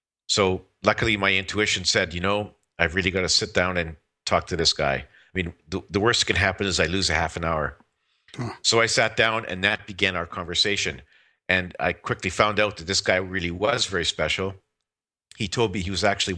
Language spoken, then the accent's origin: English; Saskatchewan, Canada; I was born and raised in Saskatchewan